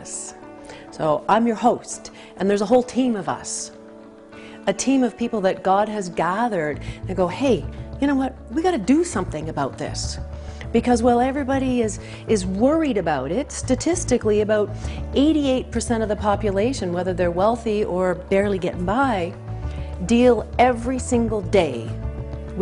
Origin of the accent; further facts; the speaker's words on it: Canada; I'm a Canadian